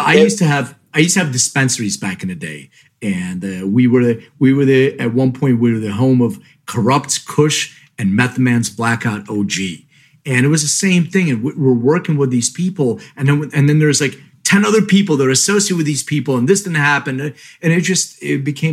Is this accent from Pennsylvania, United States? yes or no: yes; Philadelphia, Pennsylvania, United States; moved away as an adult; now in Los Angeles, United States; I'm from Philly